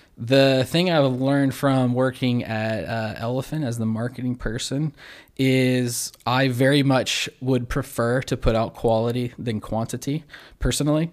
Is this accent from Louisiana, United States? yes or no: yes; Baton Rouge, Louisiana, United States; also born or lived in Zachary, Louisiana / Central, Louisiana / Denham Springs, Louisiana; I've lived slightly outside of Baton Rouge my whole life